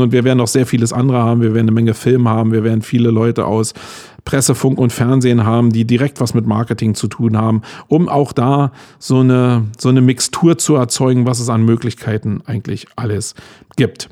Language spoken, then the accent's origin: German; Germany; als Deutscher